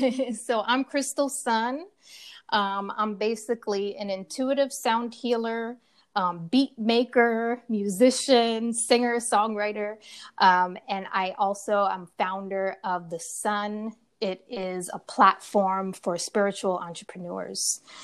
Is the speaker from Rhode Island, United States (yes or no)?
yes; Rhode Island, United States; moved away as an adult; also born or lived in California; I'm originally from um, the East Coast, Rhode Island. So I left Rhode Island, my hometown.